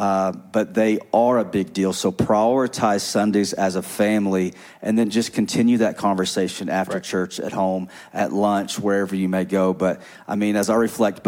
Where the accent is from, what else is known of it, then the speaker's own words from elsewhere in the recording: the South, United States; moved away; growing up in the South